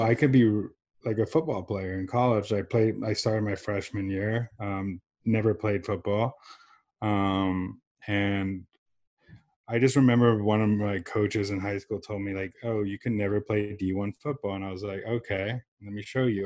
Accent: San Diego, California, United States; also born or lived in Johannesburg, South Africa; I was born in South Africa um, with my and my mom immigrated us here when I was seven years old um, to San Diego, California.

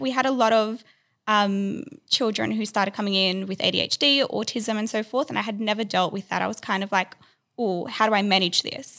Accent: Sydney, New South Wales, Australia; I grew up in Sydney, um, was born here

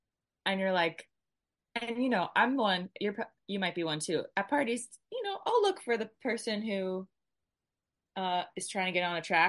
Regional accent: Atlanta, Georgia, United States; Atlanta. Yeah.

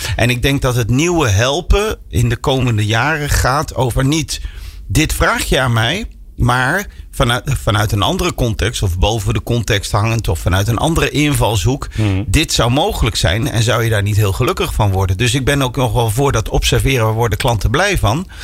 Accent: near Arnhem, Gelderland, Netherlands; ik kom uit de buurt van Arnhem

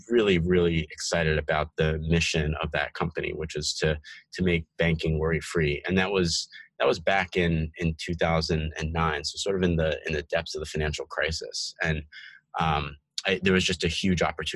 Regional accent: New Jersey, United States; also born or lived in Bronx, New York City / Portland, Oregon; raised in New York City and in New Jersey, where I had most of my childhood and grew up and went to high school.

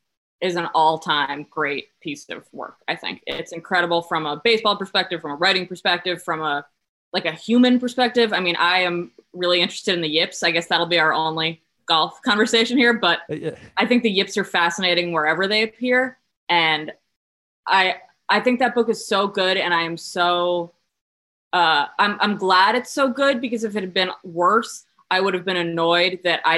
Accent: outside Boston, Massachusetts, United States; I grew up outside Boston

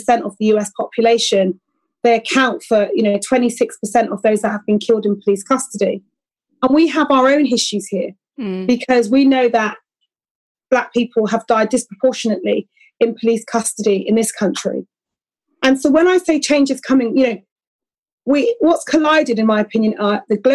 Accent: Bristol, South West England, United Kingdom; I grew up in Bristol, okay? So I'm familiar with Colston Hall

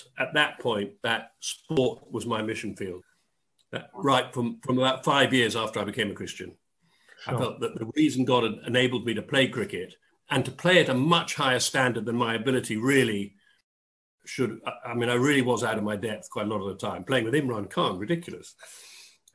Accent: Dorset, South West England, United Kingdom; moved away as an adult; also born or lived in Oxford / London; I grew up in Dorset

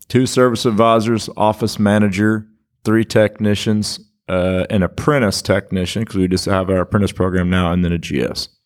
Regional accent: Kansas, United States; now in Stillwater, United States; I grew up in Kansas

